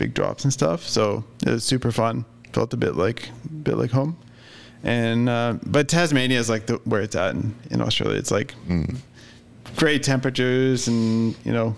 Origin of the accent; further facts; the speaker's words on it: Canada; we're from Canada